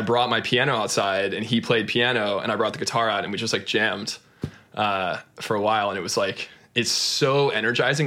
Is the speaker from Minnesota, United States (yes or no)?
no; Austin, Texas, United States; I grew up in, in Austin, Texas